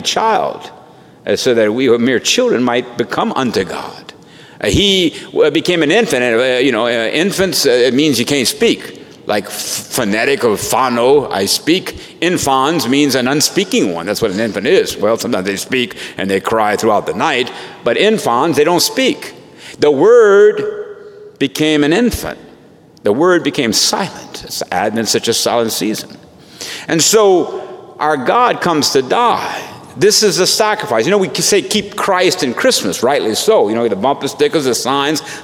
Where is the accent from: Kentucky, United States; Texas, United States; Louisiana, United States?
Louisiana, United States; Leonville; I'm from Leonville